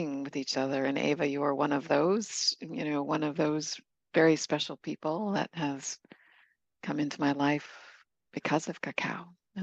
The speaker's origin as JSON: {"language": "English", "country": "Canada", "also_born_or_lived": "California / Baja California, Mexico", "moved": "yes", "said": "I'm from Canada originally"}